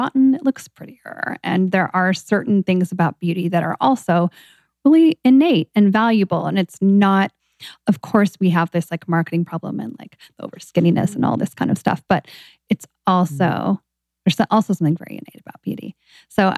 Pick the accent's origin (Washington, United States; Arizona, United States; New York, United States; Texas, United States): Washington, United States; Seattle; I grew up in Seattle as well